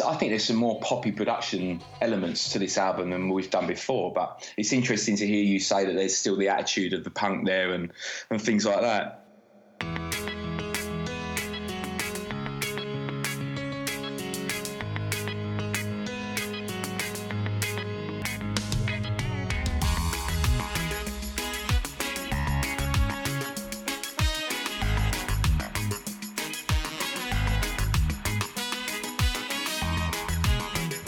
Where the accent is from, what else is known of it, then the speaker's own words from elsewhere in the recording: London, United Kingdom; I'm a Londoner, I'm like, my whole family have been here for fucking hundreds of years